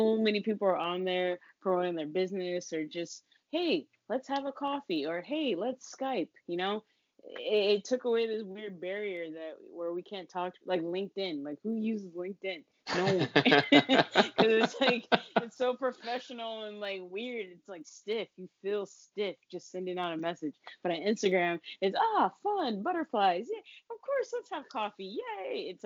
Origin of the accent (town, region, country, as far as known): Fontana, California, United States; now in New York, United States